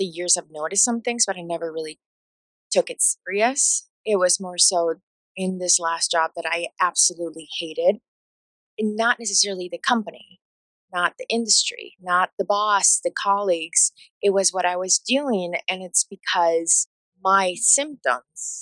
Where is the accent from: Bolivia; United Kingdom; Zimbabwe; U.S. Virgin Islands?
Bolivia; English is a second language; moved away; growing up in Bolivia